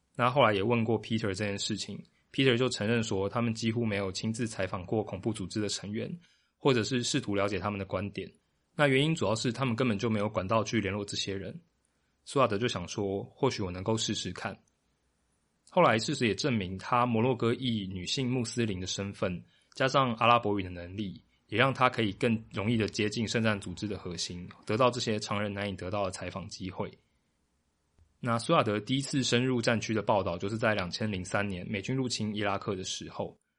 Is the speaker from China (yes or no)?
no; Taiwan; 但是跟我同年龄层并长期生长在台湾的大家，可能比较陌生。毕竟到了我们这一代，台湾对于本省、外省、客家、闽南的分界已经不太在意了。